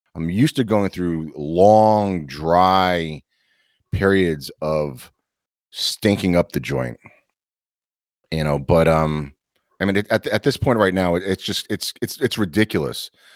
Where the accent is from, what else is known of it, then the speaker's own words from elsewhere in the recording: New York, United States; being a New Yorker